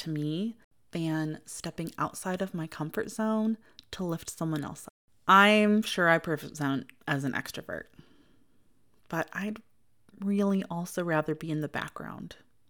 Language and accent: English; Midwest, United States; accent: Midwestern; you can probably hear very clearly that I am from the Midwest, even though I try very intentionally to neutralize my Midwestern accent as much as possible.